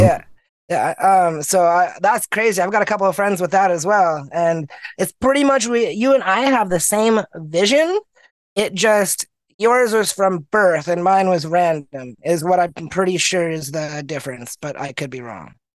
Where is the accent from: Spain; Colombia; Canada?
Canada; Manitoba; also born or lived in Winnipeg, Manitoba; I was born in Manitoba, a province in Canada, middle of the country, cold as heck. It's uh, I was born at a hospital, St. Boniface in Winnipeg, and lived in a small town, moved out of the city, moved, lived in a small town most of my life